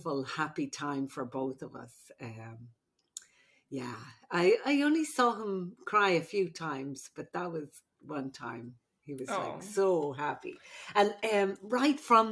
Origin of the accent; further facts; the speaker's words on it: Ireland; now in United States; I'm the Irish midwife